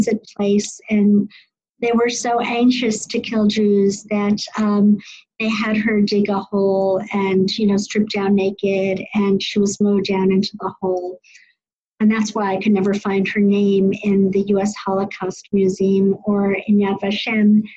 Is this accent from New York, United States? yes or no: yes; White Plains, New York, United States; now in Silver Spring, United States; so I am from White Plains, New York. I was the only Orthodox kid in my elementary, junior high school and high school